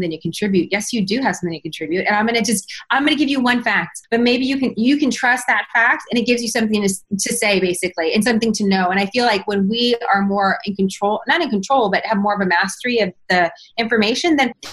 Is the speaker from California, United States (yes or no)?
yes; San Francisco, California, United States; moved away as an adult; also born or lived in New York City; I was born and raised in San Francisco